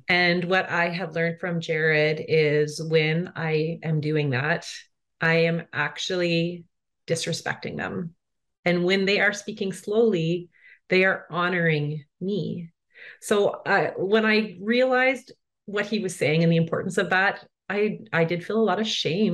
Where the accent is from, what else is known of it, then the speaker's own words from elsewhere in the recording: Brandon, Manitoba, Canada; moved away as an adult; also born or lived in Coast Salish territory (British Columbia); I grew up on Treaty Two territory, which is colonially known as Brandon, Manitoba, so kind of in the center of Canada